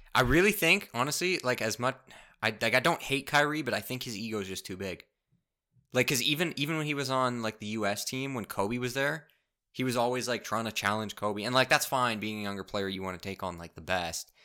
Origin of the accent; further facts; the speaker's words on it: Canada; as a Canadian